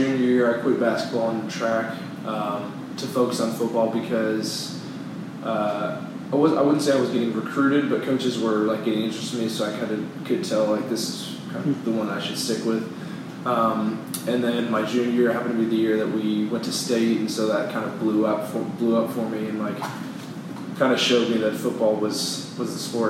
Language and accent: English; The Woodlands, Texas, United States; I'm from the Woodlands.